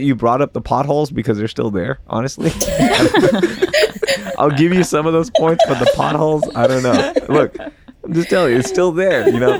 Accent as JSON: {"language": "English", "town": "Houston", "region": "Texas", "country": "United States", "tie": "born or raised there", "said": "I grew up on Harwin and I grew up on, you know, in the Hillcroft area, just eating there all the time with my family"}